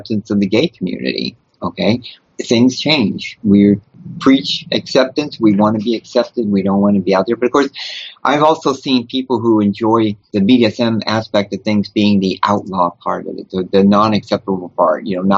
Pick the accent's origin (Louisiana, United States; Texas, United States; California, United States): Louisiana, United States; New Orleans; moved away; I'm originally from New Orleans